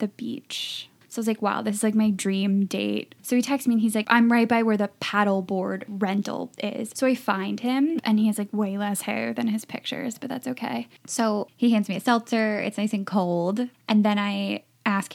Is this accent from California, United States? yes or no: no; Long Island, New York, United States; Long Island girl.